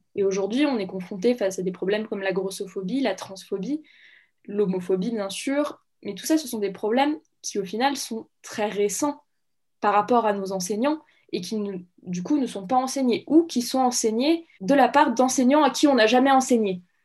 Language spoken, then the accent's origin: French; Saint-Étienne, Auvergne-Rhône-Alpes, France; je viens de Saint-Étienne